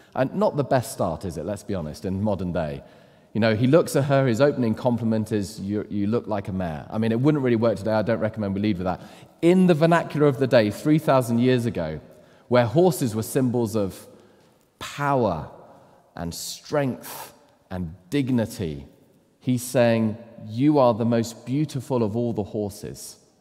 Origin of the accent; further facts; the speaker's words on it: United Kingdom; as British men